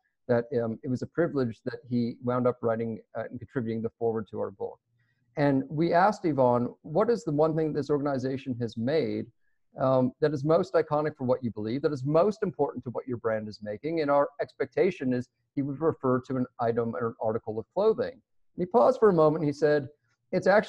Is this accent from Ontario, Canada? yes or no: yes; Toronto, Ontario, Canada; I grew up in Toronto